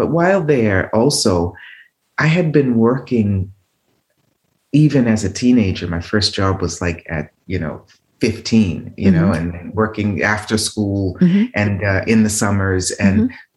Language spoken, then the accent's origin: English; Boston, Massachusetts, United States; moved away as an adult; also born or lived in Paris / Italy; when I was 8 growing up in Boston